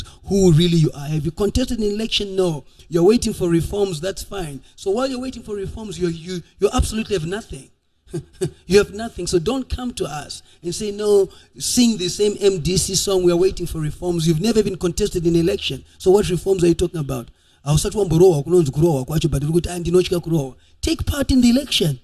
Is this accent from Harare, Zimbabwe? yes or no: no; Midlands, Zimbabwe; I'm come from the Midlands. I'm Karanga.